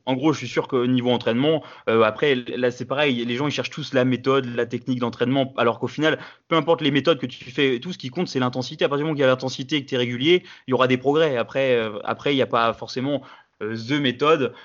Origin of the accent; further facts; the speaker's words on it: France; je suis français